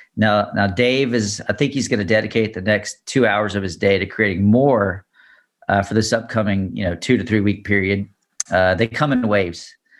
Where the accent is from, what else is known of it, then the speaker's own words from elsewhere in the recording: Baton Rouge, Louisiana, United States; I'm from Baton Rouge